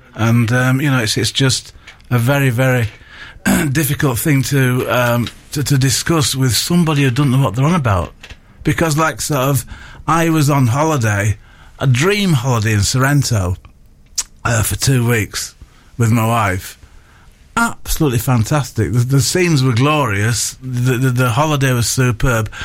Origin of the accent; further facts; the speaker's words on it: Bradford, Yorkshire and the Humber, United Kingdom; moved away; growing up in Bradford at the age of three